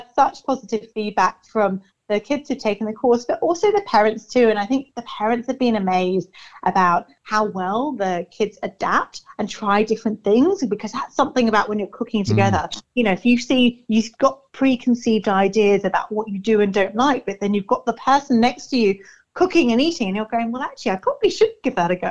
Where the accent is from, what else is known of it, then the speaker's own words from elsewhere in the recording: England, United Kingdom; now in Ipswich, Australia; I'm English